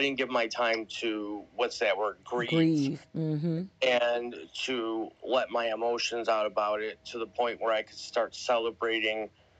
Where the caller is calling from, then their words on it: Buffalo, New York, United States; I'm coming live from Buffalo, New York, and I appreciate you bringing me up.